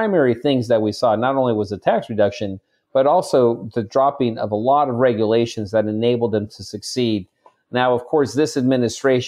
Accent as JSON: {"language": "English", "town": "Chula Vista", "region": "California", "country": "United States", "tie": "born or raised there", "said": "I was born in Chula Vista. I was a son of immigrants."}